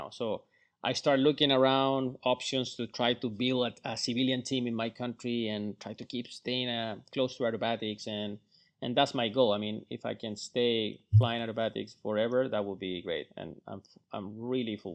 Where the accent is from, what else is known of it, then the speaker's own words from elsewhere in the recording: Florida, United States; Still cold, for me. I mean, I come from Florida.